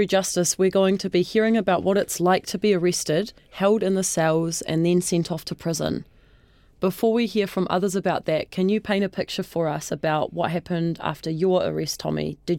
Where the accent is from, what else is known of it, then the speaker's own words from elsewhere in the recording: Wellington, New Zealand; My iwi is Ngai Tūhoe. I grew up in Te Whanganui Atara in Wellington.